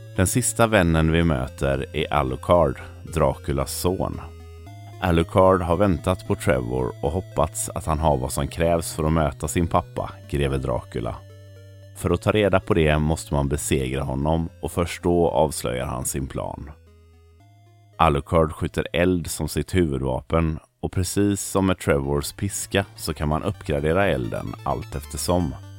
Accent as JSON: {"language": "Swedish", "country": "Sweden", "said": "här hemma i Sverige"}